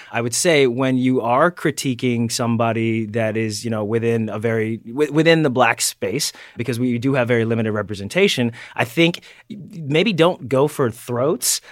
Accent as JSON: {"language": "English", "region": "Delaware", "country": "United States", "said": "I'm from Delaware"}